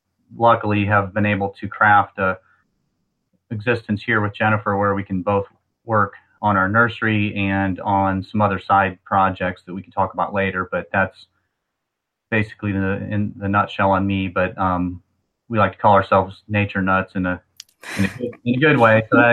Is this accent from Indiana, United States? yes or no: yes; Indiana, United States; moved away as an adult; now in Ohio, United States; I am originally from Indiana. We now live in Ohio, central Ohio, north of Columbus.